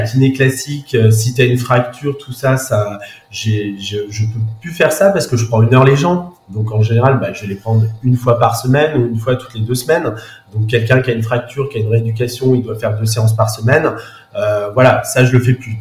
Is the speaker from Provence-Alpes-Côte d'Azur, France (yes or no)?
no; Saint-Malo, Brittany, France; also born or lived in Paris; now in Saint-Malo, France; je suis originaire de Saint-Malo